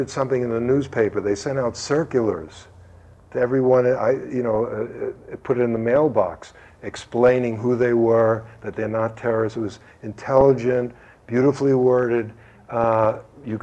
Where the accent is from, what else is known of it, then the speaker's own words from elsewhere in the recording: United States; we Americans